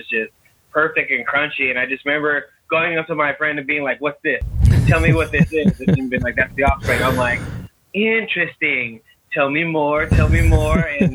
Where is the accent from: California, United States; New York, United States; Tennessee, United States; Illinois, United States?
California, United States; Long Beach; moved away; also born or lived in Oregon; I grew up in Long Beach, California, and we grew up across the street from this youth group place